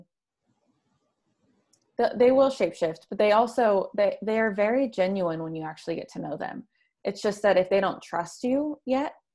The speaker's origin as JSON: {"language": "English", "region": "the Bible Belt in the South", "country": "United States", "tie": "born or raised there", "said": "I grew up in the Bible Belt in the South"}